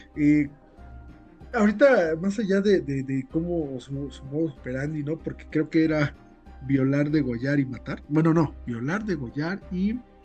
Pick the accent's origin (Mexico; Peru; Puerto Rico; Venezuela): Mexico; como mexicanos, que vivimos